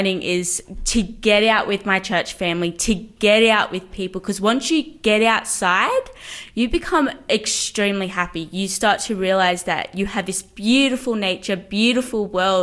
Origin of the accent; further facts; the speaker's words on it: Newcastle, New South Wales, Australia; I am 19, and I am from Newcastle.